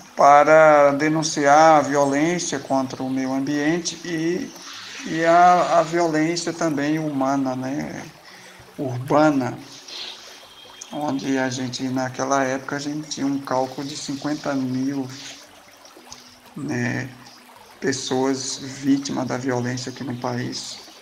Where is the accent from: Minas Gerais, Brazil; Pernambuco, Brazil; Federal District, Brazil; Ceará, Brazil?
Pernambuco, Brazil; Surubim; now in Belo Horizonte, Brazil; na minha terra natal, Surubim, Pernambuco